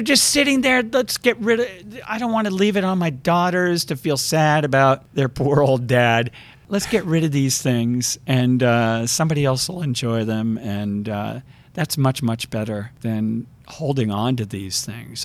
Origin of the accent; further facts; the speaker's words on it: Connecticut, United States; I grew up outside of New York, mostly in Connecticut.